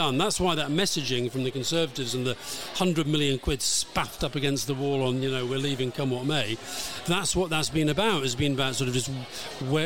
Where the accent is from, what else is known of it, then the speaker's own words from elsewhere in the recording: England, United Kingdom; I was born and raised in England. I've lived most of my life in England, but I consider myself to be British first and then Scottish because of my background and my parents and so forth.